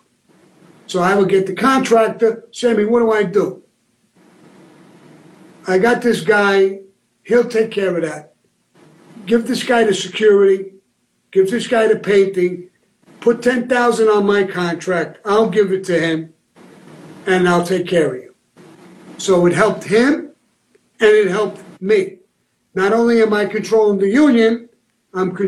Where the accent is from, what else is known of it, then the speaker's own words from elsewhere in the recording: New York City, New York, United States; I came from Benson Hills, Brooklyn